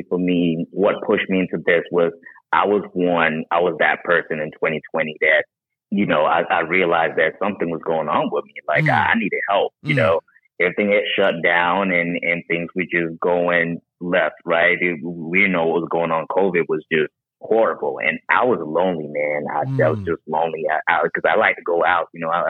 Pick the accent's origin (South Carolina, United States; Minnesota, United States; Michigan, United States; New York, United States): South Carolina, United States; Charleston; also born or lived in Haiti; Originally, I'm from Haiti. Grew up in Charleston, South Carolina